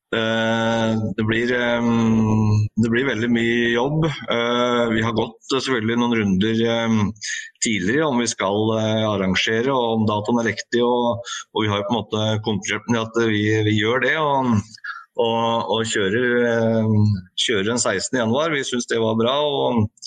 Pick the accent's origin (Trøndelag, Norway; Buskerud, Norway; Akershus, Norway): Buskerud, Norway; Hokksund; jeg er jo eh, fra Hokksund